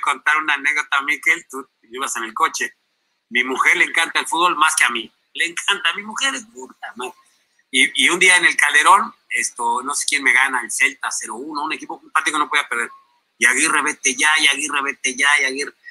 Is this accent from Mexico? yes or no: yes; Mexico; siendo mexicano, Gerardo, se, imagínese, ¿no? Que nací ahí, crecí ahí